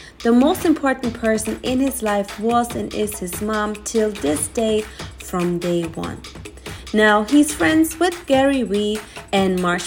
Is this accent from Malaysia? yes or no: no; Germany; now in Los Angeles, United States; I grew up on like in a farm too, and the place where I'm coming from in Germany, there's just 2,000 people living in there